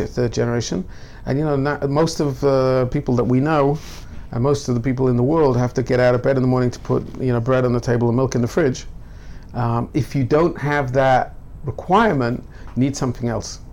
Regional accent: Newcastle upon Tyne, North East England, United Kingdom; now in Jerusalem, Israel; growing up in Newcastle, I would go to Gateshead for you know Jewish classes

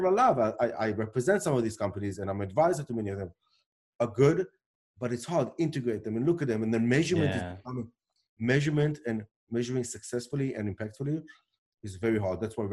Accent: South Africa; born or raised there; accent: weird accent, not an Israeli accent; moved away; also born or lived in Israel

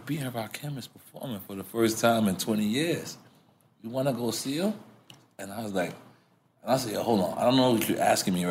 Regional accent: New York City, New York, United States

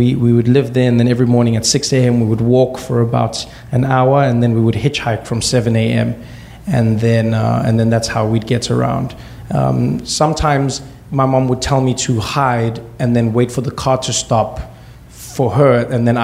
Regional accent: South Africa; born or raised there

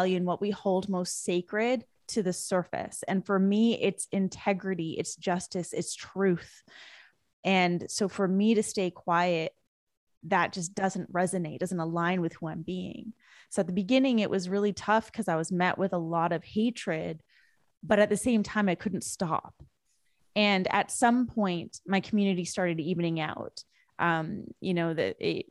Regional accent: West Coast of Canada, British Columbia, Canada; moved away as an adult; now in United States; I was born and raised in Canada. I didn't move to the US until 2013.

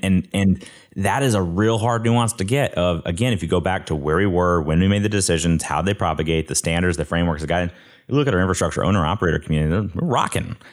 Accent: Coleman, Alabama, United States; I'm from Coleman, Alabama

